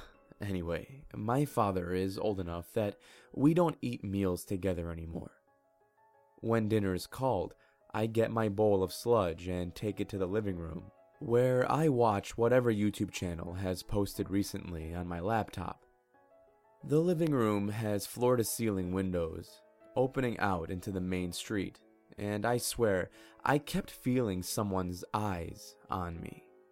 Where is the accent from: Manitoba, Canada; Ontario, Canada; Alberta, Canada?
Alberta, Canada; Calgary; now in Victoria, Canada; Moving to Victoria from my hometown of Calgary was probably the best decision of my life